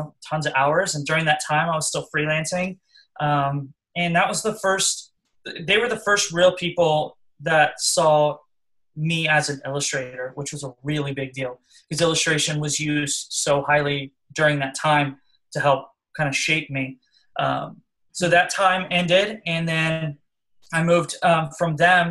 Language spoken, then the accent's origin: English; Orlando, Florida, United States; I'm from Orlando